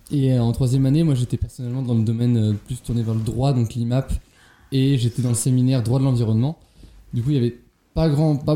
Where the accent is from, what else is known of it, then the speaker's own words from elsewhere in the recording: Brittany, France; je suis en cinquième année, donc en deuxième année du master gouvernance européenne, et je viens bah, de Bretagne.